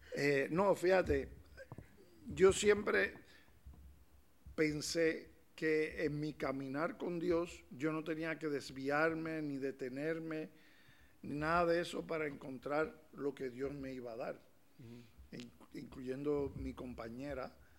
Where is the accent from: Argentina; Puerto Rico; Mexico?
Puerto Rico; now in A Coruña, Spain; soy de Puerto Rico, caribeño